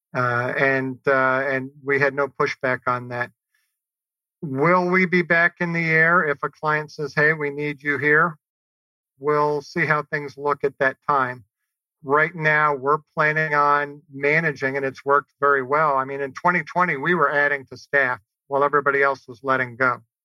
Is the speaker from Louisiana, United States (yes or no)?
yes; New Orleans, Louisiana, United States; growing up in New Orleans.